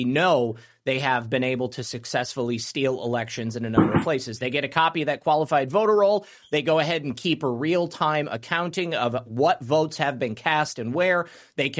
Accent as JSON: {"language": "English", "region": "Michigan", "country": "United States", "tie": "born or raised there", "said": "Michigan, you know, that's my home state"}